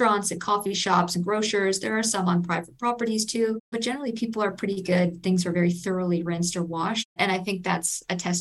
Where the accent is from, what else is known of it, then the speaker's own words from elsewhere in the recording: Toronto, Ontario, Canada; I'm from Toronto and we started in Toronto